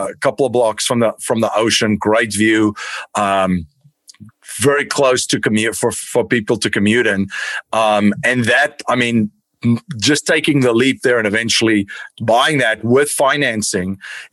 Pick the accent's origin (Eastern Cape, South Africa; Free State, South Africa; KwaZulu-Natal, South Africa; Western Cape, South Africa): Western Cape, South Africa; Stellenbosch; now in United States; I grew up in Stellenbosch in South Africa